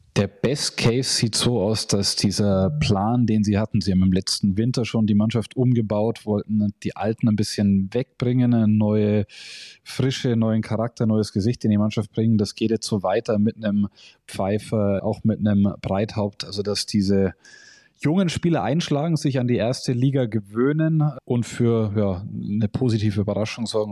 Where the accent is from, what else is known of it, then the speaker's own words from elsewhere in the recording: Augsburg, Bavaria, Germany; Augsburg ist meine Heimat